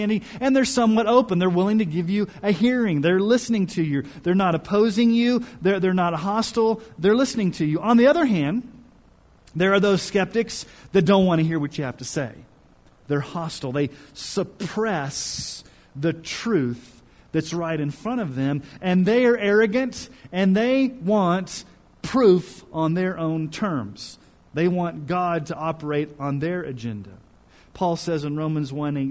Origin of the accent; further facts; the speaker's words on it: Kansas City, Missouri, United States; I was born in Kansas City, Missouri. Both my parents are from Missouri. My family's from Missouri.